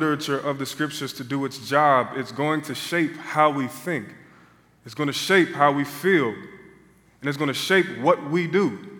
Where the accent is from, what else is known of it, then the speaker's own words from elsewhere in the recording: Philadelphia, Pennsylvania, United States; I had to be in Portland, Oregon, of all places. I'm from Philadelphia.